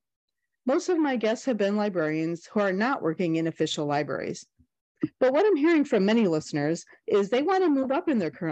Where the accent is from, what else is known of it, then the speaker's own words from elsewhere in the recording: Northern Illinois, United States; accent: Northern Illinois; my Northern Illinois accent, my Flatlander accent